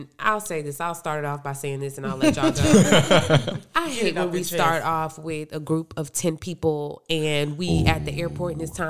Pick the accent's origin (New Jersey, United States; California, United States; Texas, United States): Texas, United States; Houston; I was from Houston